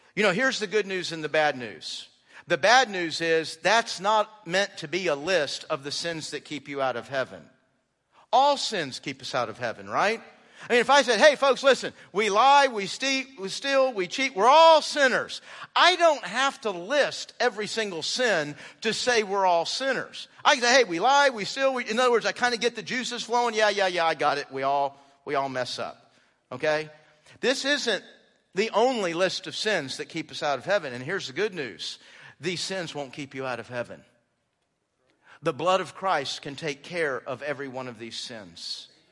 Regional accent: Houston, Texas, United States; I grew up in Houston

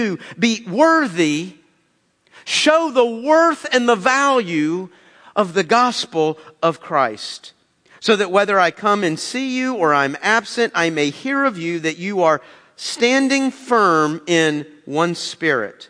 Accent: United States; as an American

